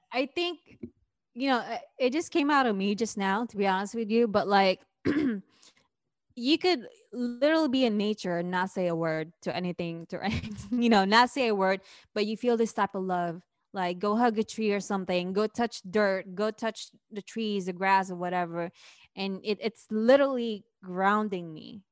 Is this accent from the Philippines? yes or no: yes; Luzon, Philippines; now in San Francisco Bay Area, United States; I grew up in Luzon, right? Where, that's where Manila is